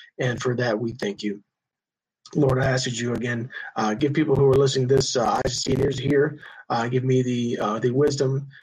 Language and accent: English; High Point, North Carolina, United States; I grew up in High Point, North Carolina